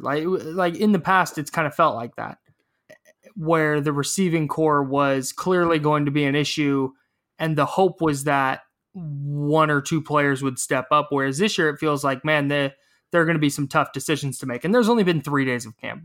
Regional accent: Brentwood, California, United States; my hometown of Brentwood, down in the East Bay

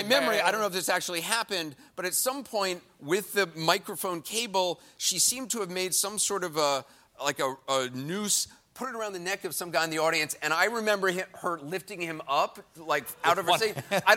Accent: New York City, New York, United States; I grew up in New York in the 70s and early 80s

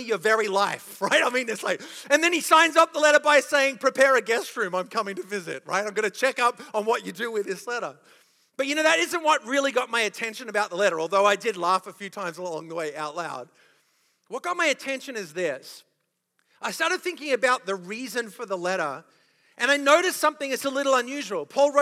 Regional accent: Australia; accent: Australian; moved away

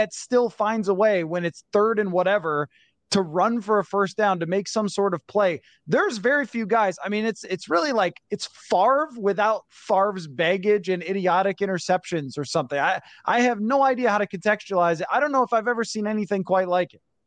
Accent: Buffalo, New York, United States; now in Minnesota, United States; I'm from Buffalo and then moved to Minnesota

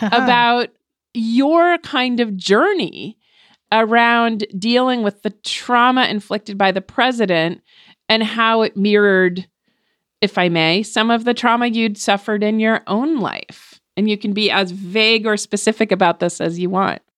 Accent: New Hampshire, United States; first language English; I was born in New Hampshire

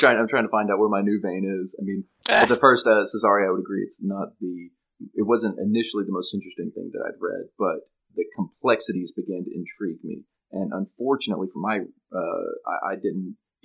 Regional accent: the Appalachians, United States; growing up in the Appalachians

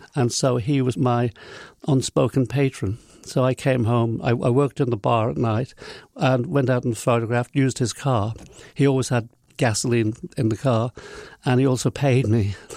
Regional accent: Isle of Man; moved away as an adult; also born or lived in London; when I grew up in the Isle of Man, it's very different than it is now

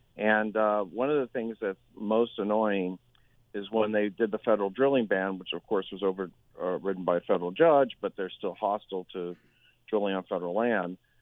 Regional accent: Berkeley, California, United States; moved away; I'm from Berkeley, California originally

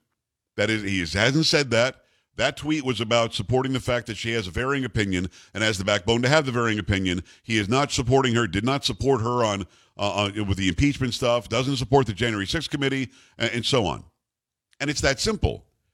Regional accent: Texas, United States; as a Texan and as an American

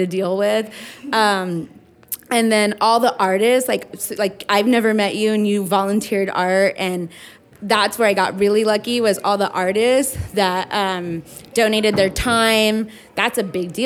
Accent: Riverside, California, United States; Riverside is my hometown

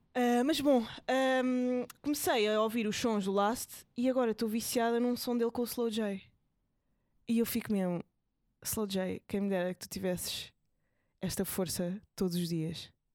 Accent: Portugal; nós, até como portugueses

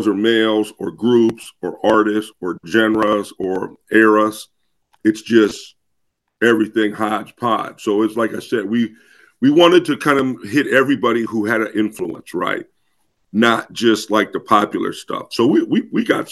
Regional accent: Midwest, United States; moved away; also born or lived in Boston / Toronto; I'm from the Midwest

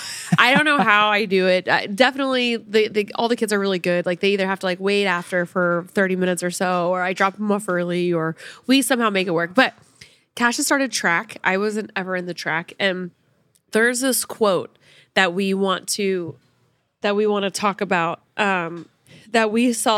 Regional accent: Sapulpa, Oklahoma, United States; moved away; Sepulpa, actually, my hometown

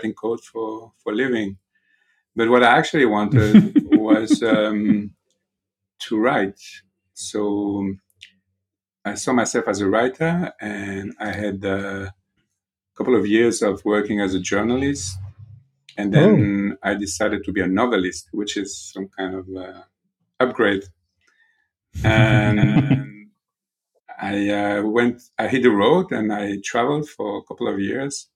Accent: Belgium; now in Israel; I was born in Belgium, mm-hmm. and I live in Israel since 1986, 1987

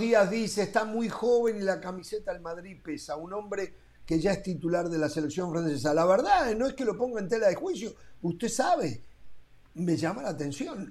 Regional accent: Uruguay

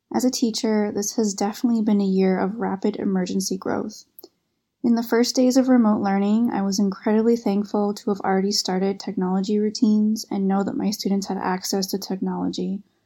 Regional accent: Canada; moved away as an adult; now in Beijing, China; I'm from Canada, currently living in Beijing, working at an international school

